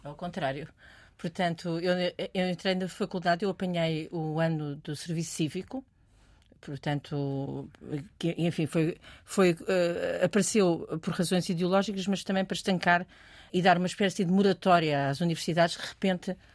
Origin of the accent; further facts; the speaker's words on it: Portugal; venho de Portugal.